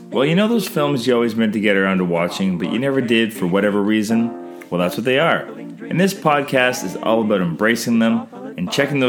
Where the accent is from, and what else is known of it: Canada